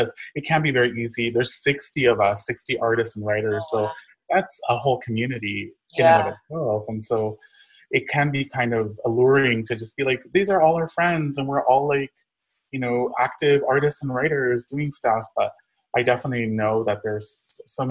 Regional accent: Inland Empire, Southern California, United States; moved away as an adult; also born or lived in Los Angeles; now in Tulsa, United States; I'm originally from Southern California. I grew up in the Inland Empire

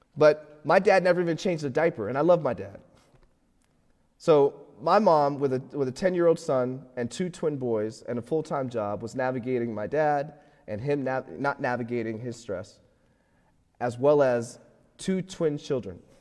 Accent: Florida, United States; moved away as an adult; now in Pittsburgh, United States; I'm, I'm from Florida

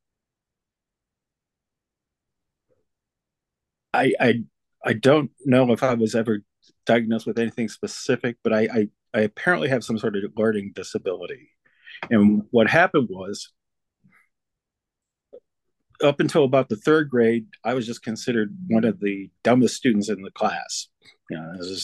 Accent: Bethesda, Maryland, United States; also born or lived in Washington, D.C.; I was born in the Washington, D.C., grew up just outside of Washington, D.C., in Bethesda, Maryland

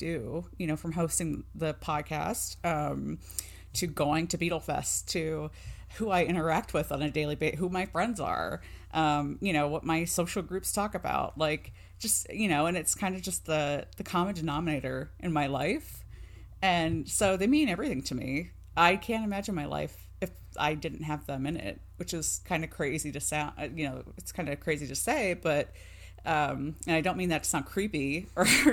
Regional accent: Ohio, United States; I grew up in Ohio

